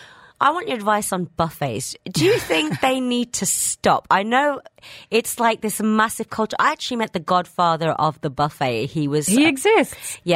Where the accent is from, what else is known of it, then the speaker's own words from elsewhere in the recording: England, United Kingdom; I did Indian and British growing up in England, obviously, but that's quite common right now.